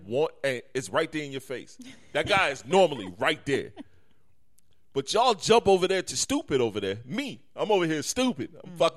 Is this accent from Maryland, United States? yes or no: no; Detroit, Michigan, United States; yes, Keith, I am from Detroit.